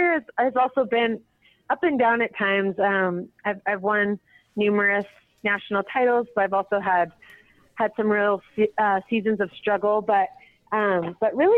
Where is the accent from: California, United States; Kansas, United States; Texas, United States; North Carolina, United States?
California, United States; Santa Rosa; I grew up in Santa Rosa, California, kind of in the wine country area